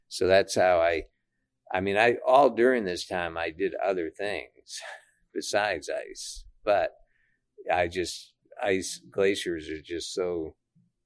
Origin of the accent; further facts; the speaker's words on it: Maine, United States; moved away as an adult; now in Cordova, United States; I grew up in Maine.